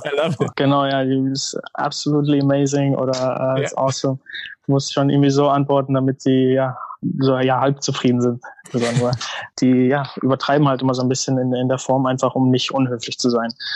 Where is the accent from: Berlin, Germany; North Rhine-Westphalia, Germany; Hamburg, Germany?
North Rhine-Westphalia, Germany; moved away as an adult; now in Chicago, United States; Ich bin in NRW groß geworden